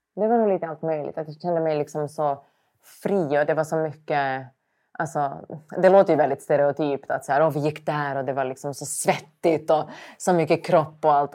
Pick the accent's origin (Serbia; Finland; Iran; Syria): Finland; accent: Finland Swedish; moved away as an adult; now in Sweden; jag är finlandssvensk